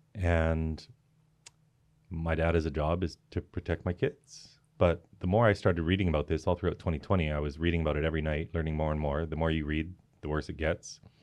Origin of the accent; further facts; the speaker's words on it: Canada; I'm Canadian